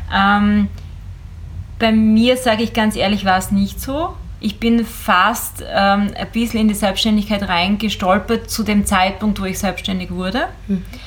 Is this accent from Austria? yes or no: yes; Eastern Styria, Austria; ich bin ja in der Oststeiermark groß geworden